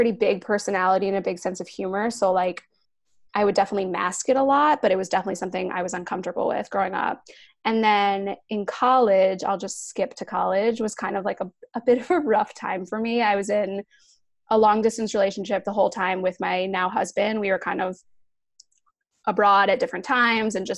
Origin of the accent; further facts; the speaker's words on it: New Jersey, United States; moved away as an adult; also born or lived in New York City; I grew up in Jersey, but I moved to the city.